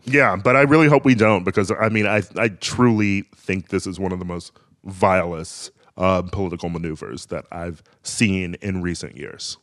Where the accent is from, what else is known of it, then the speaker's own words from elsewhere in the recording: Wisconsin, United States; my home state of Wisconsin